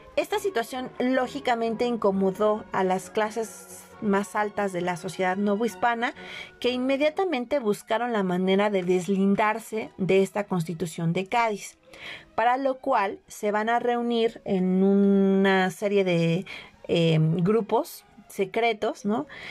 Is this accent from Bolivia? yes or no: no; Mexico; todo lo que somos como mexicanos